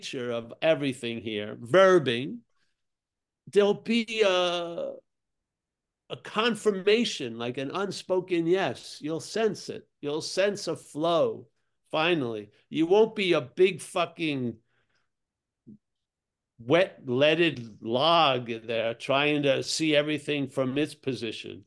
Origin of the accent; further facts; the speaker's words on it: Rockville Centre, New York, United States; I'm from Long Island